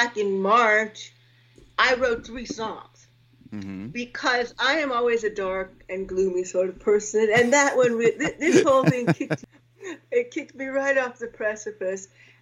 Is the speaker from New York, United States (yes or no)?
yes; New York, United States; moved away as an adult; now in Germany; I was born in New York, and I grew up in New York, but I've lived in Germany for 16 years now